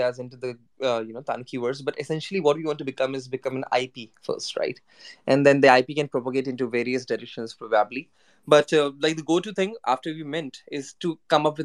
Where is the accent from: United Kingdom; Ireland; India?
India; now in Japan; me being an Indian guy living in Japan, for me, I just looked at this character as how we Indians worship Ganesha